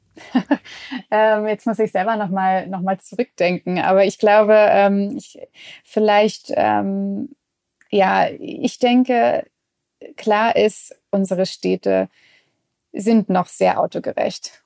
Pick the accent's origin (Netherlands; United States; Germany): United States; Midwest; moved away; Ich bin beispielsweise in, in den USA aufgewachsen, im, im Mittleren Westen